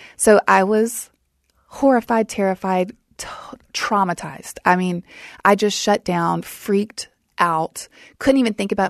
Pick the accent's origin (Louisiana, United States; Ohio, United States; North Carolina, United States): Louisiana, United States; South; I grew up in South Louisiana